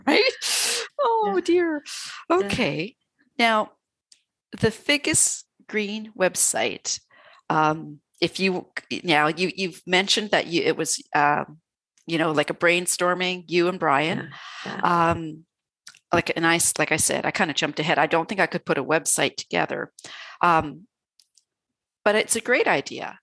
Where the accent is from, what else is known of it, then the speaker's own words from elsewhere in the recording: Canada; being Canadian